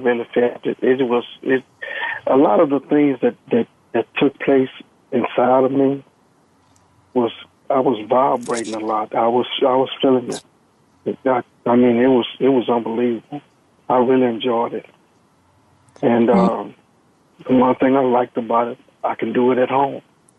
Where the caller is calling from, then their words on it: Texas, United States; I'm calling from Texas.